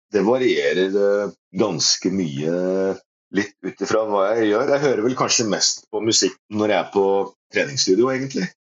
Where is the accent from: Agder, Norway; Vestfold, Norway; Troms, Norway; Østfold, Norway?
Agder, Norway; Risør; also born or lived in Porsgrunn, Telemark; now in Kongsberg, Norway; jeg er født i Porsgrunn. Bodde der et år på Klyve. Og så var det resten av oppveksten det var i Risør i, eh, i Aust-Agder.